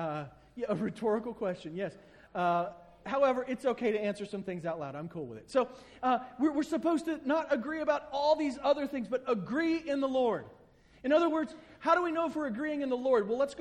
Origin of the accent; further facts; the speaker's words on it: the South, United States; I grew up in the South